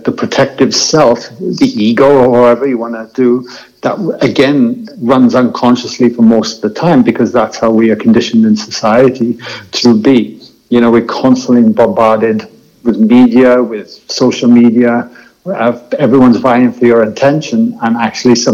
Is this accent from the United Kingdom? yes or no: yes; Wales, United Kingdom; moved away; I grew up in Wales, and rugby was my passion sport